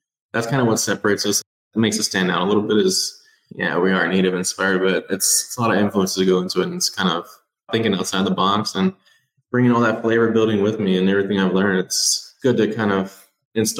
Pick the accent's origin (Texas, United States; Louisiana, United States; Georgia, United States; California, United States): Texas, United States; South; now in Green Bay, United States; I'm living in Green Bay, Wisconsin, cold north. I'm originally from Texas, though, so South Texas